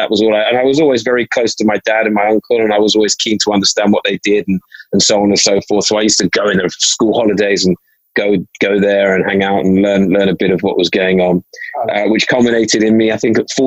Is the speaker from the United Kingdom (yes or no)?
yes; London, United Kingdom; So I grew up in North London, predominantly in an area around called Hampstead, which I've been in for most of my life now